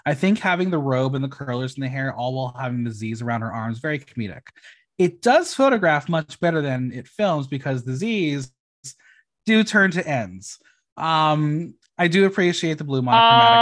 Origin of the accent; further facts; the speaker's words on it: United States; We're American